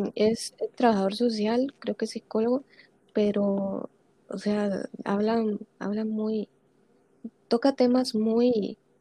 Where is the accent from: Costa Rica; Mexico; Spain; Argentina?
Costa Rica; yo soy costarricense